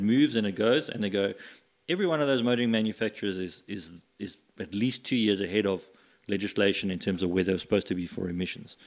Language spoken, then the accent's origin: English; Scotland, United Kingdom; moved away; I was born in Scotland